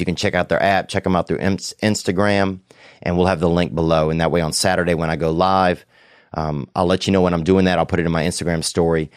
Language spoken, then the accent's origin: English; the South, United States; I grew up in the South